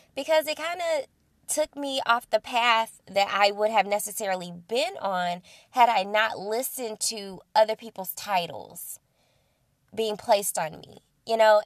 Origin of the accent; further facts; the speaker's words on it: Belleville, Illinois, United States; I'm located here in my hometown, Belleville, Illinois